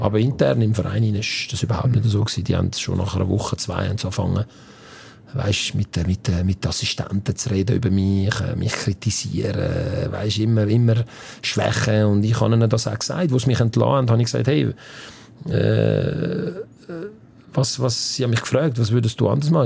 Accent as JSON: {"language": "German", "country": "Switzerland", "tie": "born or raised there", "also_born_or_lived": "Campania, Italy (parents' region)", "said": "wenn du da aufgewachsen bist, wenn du da die Schule besucht hast"}